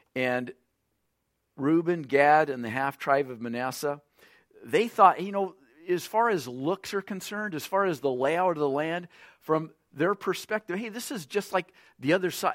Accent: Lompoc, California, United States; I'm from California, the city of Lompoc

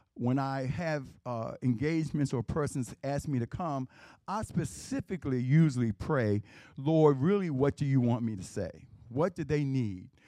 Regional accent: Baltimore, Maryland, United States; I grew up in West Baltimore. I grew, okay, my house was in West Baltimore. I grew up in East Baltimore.

